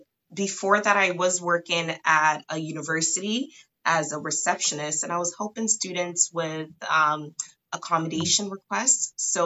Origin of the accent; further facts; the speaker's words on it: Canada; right now I am located in Toronto, Ontario. So I am Canadian.